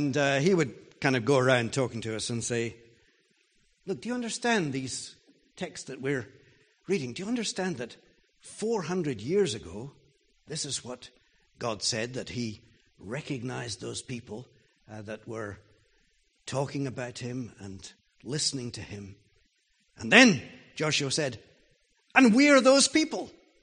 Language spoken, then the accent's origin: English; Jerusalem, Jerusalem District, Israel; Now, once I was old enough to realize that I came from Jerusalem, I was pretty proud about that.